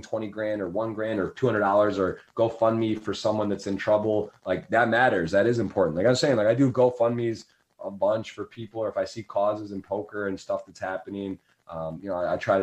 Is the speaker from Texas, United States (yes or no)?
no; Ann Arbor, Michigan, United States; moved away as an adult; also born or lived in Baltimore; where I grew up in Ann Arbor, there's like poverty and stuff